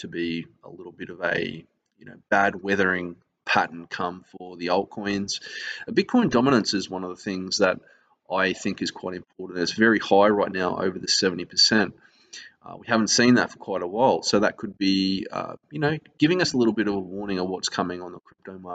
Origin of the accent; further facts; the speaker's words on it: Australia; I'm an Australian